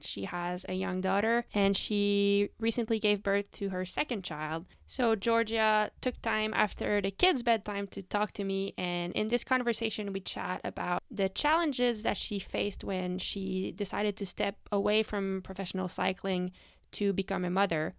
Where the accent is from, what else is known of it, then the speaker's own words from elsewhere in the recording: Canada; I am from Canada